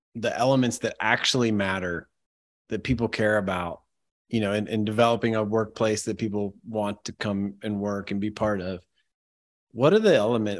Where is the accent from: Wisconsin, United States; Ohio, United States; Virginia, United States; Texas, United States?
Ohio, United States; I'm from Ohio